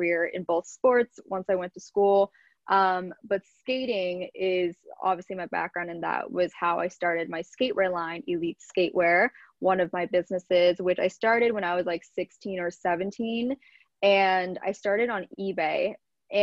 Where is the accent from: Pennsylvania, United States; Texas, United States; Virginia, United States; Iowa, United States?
Pennsylvania, United States; Lancaster; moved away as an adult; also born or lived in Orange County, California; now in New York, United States; I was born and raised in Pennsylvania